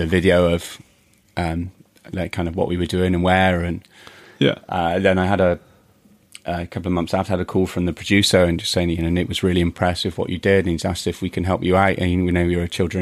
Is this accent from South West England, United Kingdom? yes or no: yes; Bristol, South West England, United Kingdom; moved away as an adult; also born or lived in Swansea; growing up in Bristol